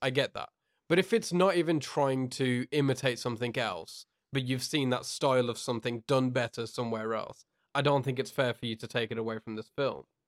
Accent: United Kingdom; from the U K

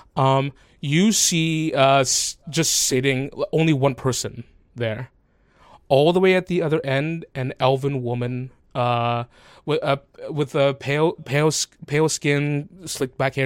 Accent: the South, United States; moved away; I grew up in the South.

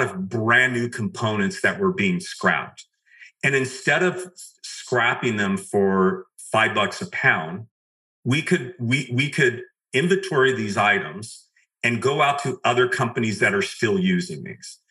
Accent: outside of Los Angeles, California, United States; I grew up just right outside of Los Angeles

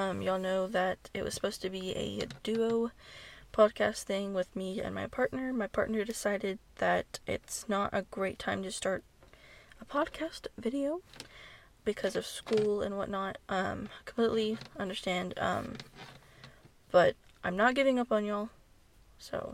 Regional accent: Texas, United States; I'm from Texas

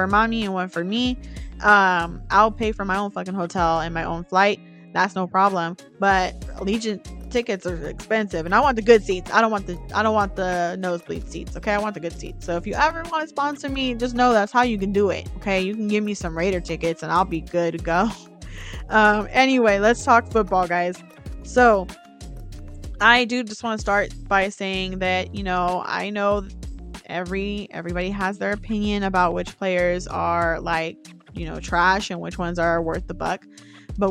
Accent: Bay Area, California, United States; I was born in the Bay Area

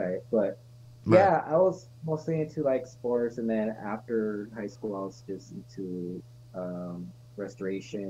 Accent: California, United States; also born or lived in Las Cruces, New Mexico; But I'm born and raised in California, graduated in Cali

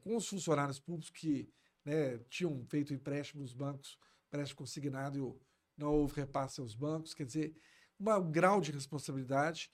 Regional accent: Belo Horizonte, Minas Gerais, Brazil; Eu tenho um carinho todo especial pela cidade onde eu nasci

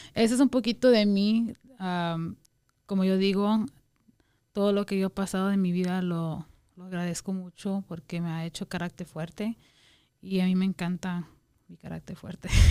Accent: Guatemala; also born or lived in Wyoming, United States; now in Las Vegas, United States; Soy guatemalteca, como dijo Jason, nosotros somos guatemaltecos

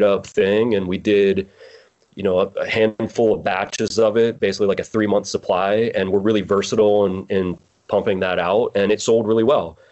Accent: Pittsburgh, Pennsylvania, United States; moved away as an adult; also born or lived in Morgantown, West Virginia; From Pennsylvania, Pennsylvania. I grew up in Pittsburgh.

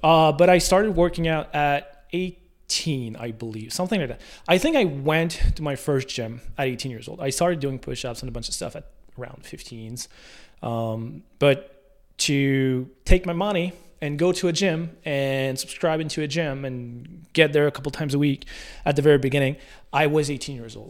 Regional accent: La Tuque, Quebec, Canada; born or raised there

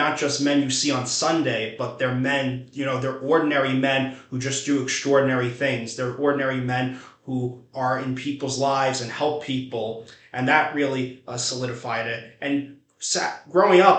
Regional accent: New York City, New York, United States; I grew up in St. Saviour's Parish in Park Slope

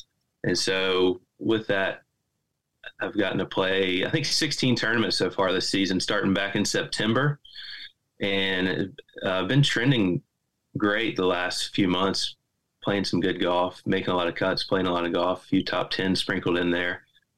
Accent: Greenwood, South Carolina, United States; a different lifestyle than I had growing up in Greenwood, South Carolina.

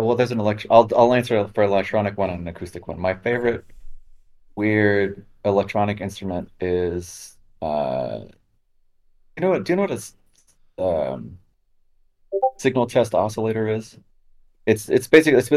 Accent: Los Angeles, California, United States; moved away as an adult; now in Berlin, Germany; I grew up in California and Los Angeles

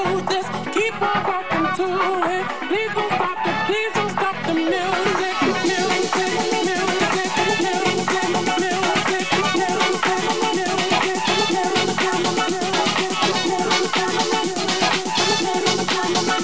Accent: Spain; I am from Spain.

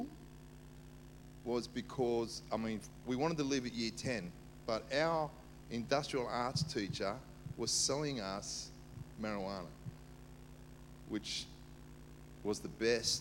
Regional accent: Sydney, New South Wales, Australia; also born or lived in Cyprus; I was brought up in the inner west, Dulwich Hill, Marrickville. Went to Dulwich High

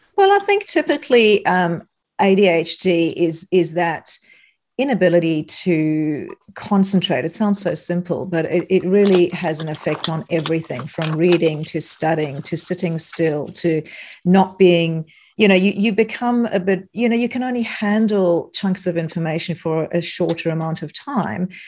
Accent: South Africa; moved away as an adult; now in Australia; you might note, notice an accent. I'm from South Africa originally

